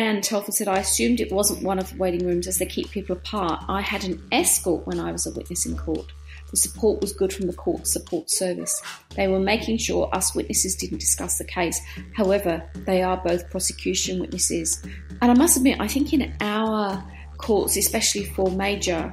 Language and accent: English; Australia; our courts in Australia